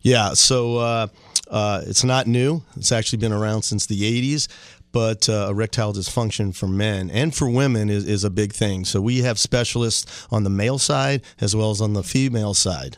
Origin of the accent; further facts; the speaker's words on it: Dunedin, Florida, United States; I grew up in Dunedin